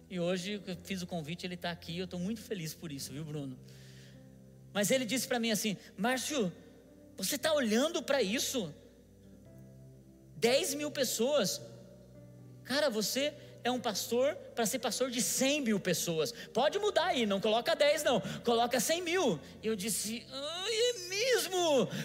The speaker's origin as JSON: {"language": "Portuguese", "town": "São José", "country": "Brazil", "lives_now": "Curitiba, Brazil", "said": "sou de São José, meu pai também mora em São José, e não sei o quê, mas eu moro aqui em Curitiba e tal."}